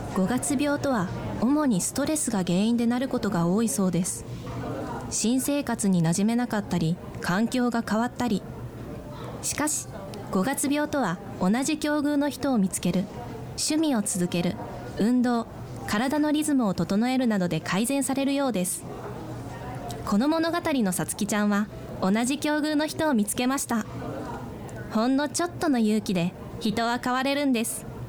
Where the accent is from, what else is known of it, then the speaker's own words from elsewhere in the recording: Toyama, Japan; accent: Toyama dialect; moved away; 私の出身が富山県ということでえっと作品中に富山弁が混じってるんですよね